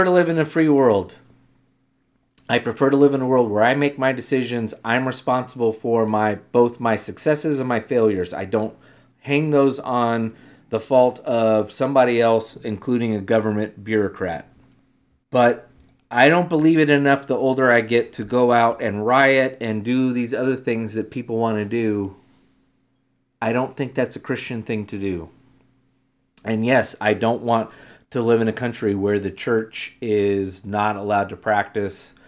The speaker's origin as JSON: {"language": "English", "country": "United States", "said": "We as Americans"}